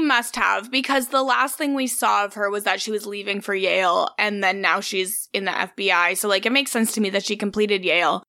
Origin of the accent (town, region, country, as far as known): Cold Lake, Alberta, Canada; born or raised there; moved away